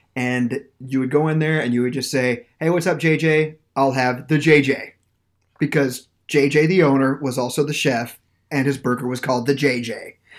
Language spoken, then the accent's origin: English; Norwich, Kansas, United States; now in St. Petersburg, United States; There was a place in Norwich, Kansas, where I went to high school. It's pretty much my hometown.